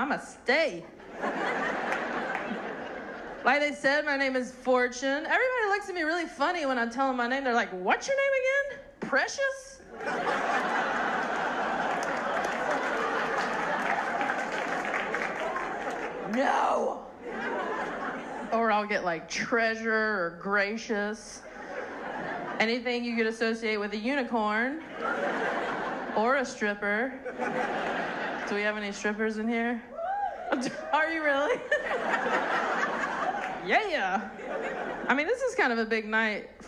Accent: North Carolina, United States; moved away; I'm from North Carolina

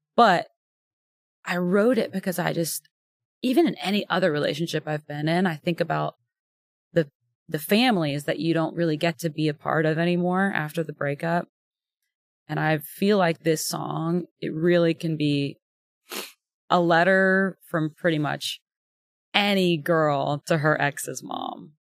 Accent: Houston, Texas, United States; moved away as an adult; now in Nashville, United States; I'm born and raised in Texas

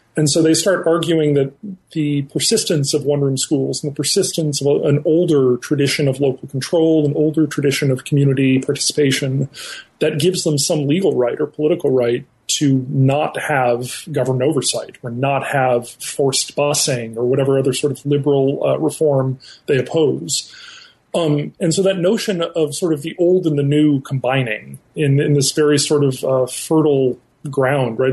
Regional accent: northern New Jersey, United States; I grew up in northern New Jersey

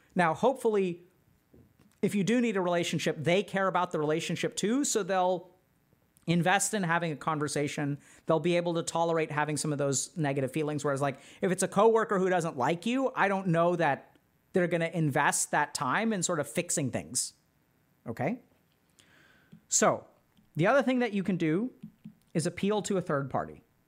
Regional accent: Texas, United States; I grew up in Texas

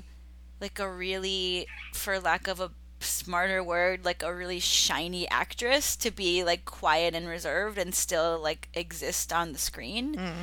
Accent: United States; I'm American.

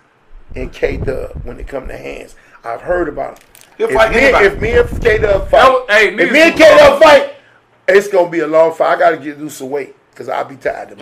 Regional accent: Chicago, Illinois, United States; if you check the file in Chicago, I'm a GD from the South Side

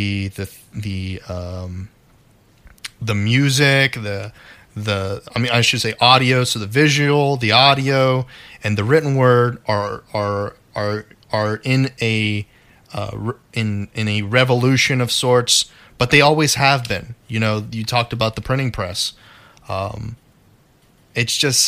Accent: United States; I was born in America

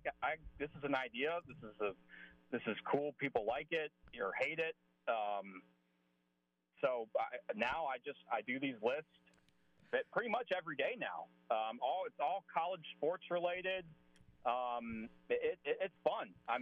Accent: Atlanta, Georgia, United States; moved away as an adult; also born or lived in South Carolina; now in Oklahoma City, United States; I'm from Atlanta. Grew up in Atlanta. Born in South Carolina, but grew up in Atlanta

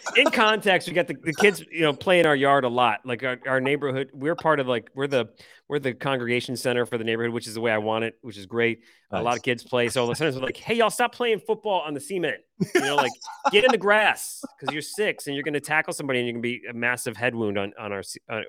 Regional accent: Michigan, United States; accent: Michigan; My initial Michigan accent wants to say pecan.

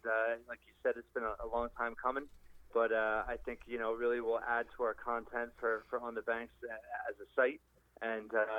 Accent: West Windsor, New Jersey, United States; local guy from West Windsor, my hometown.

